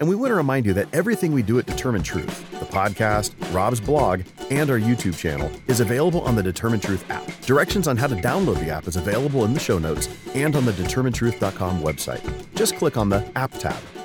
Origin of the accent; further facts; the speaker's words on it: United States; my own country